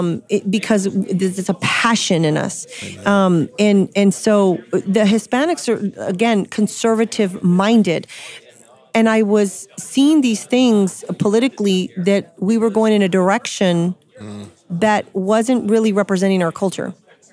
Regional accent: Corpus Christi, Texas, United States; also born or lived in San Antonio, Texas; And I grew up in Corpus, which is south of here.

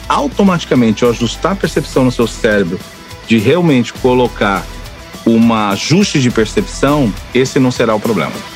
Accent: interior of São Paulo, Brazil; moved away as an adult; now in Florianópolis, Brazil; Faz 18 anos que moro em Floripa, sou do interior de São Paulo

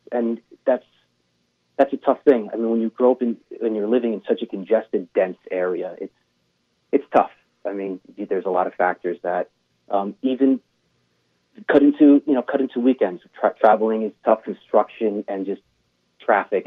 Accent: Northeast, United States; growing up in the Northeast

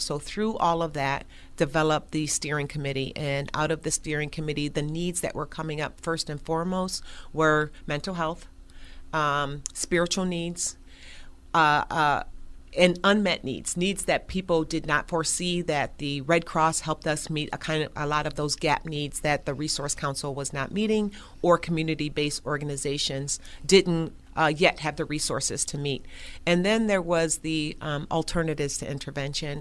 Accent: Buffalo, New York, United States; So I was born and raised on Jefferson Avenue.

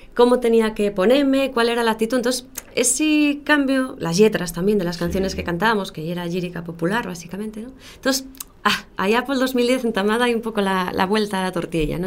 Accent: Gijón, Asturias, Spain; accent: central Asturian; also born or lived in Baselgas; soy de Xixón

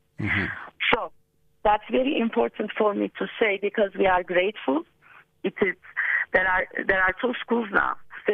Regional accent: Istanbul, Turkey; also born or lived in Ankara; I'm not from the earthquake zone, I'm from Istanbul.

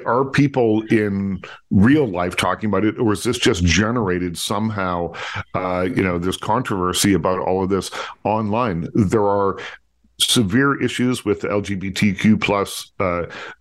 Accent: Nova Scotia, Canada; now in Toronto, Canada; I grew up in Nova Scotia

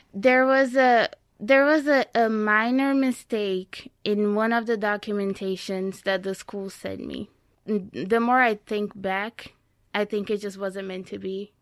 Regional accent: Itapira, São Paulo, Brazil; English is a second language; moved away as an adult; now in Fort Wayne, United States; I am from São Paulo State, but I grew up in a very small city called Itapira.

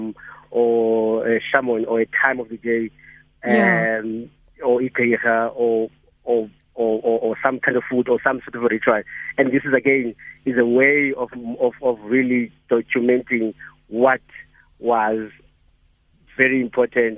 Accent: Ngobozana, Eastern Cape, South Africa; now in Cape Town, South Africa; my community, which is the village where I grew up in Ngomozan

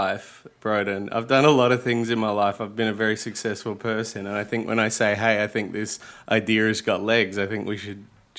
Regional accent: Melbourne, Victoria, Australia; I'm from Melbourne.

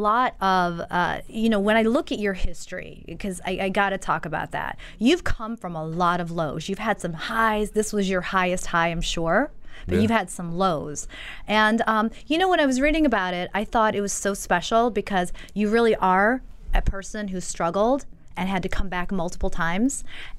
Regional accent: Michigan, United States; No, but I was from Michigan. I'm from Michigan.

